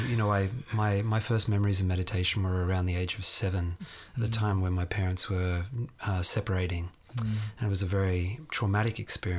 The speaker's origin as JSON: {"language": "English", "town": "Sydney", "region": "New South Wales", "country": "Australia", "tie": "born or raised there"}